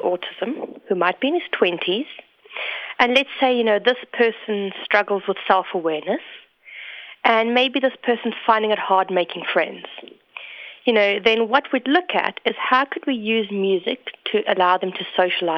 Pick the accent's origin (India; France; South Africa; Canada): South Africa; moved away as an adult; also born or lived in England; I'm originally from South Africa, as you can hear from my accent, I'm quite Canadian.